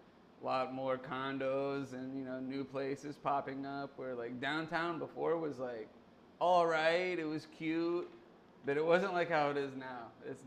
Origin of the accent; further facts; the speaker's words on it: Kansas City, Missouri, United States; moved away as an adult; also born or lived in St. Petersburg, Florida; now in Tampa, United States; I'm originally from, I was, grew up in Kansas City.